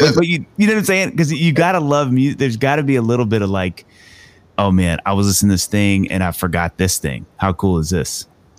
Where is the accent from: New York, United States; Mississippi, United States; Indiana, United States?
Mississippi, United States; I'm white kid from Mississippi. I loved hip hop and R&B though in the 90s.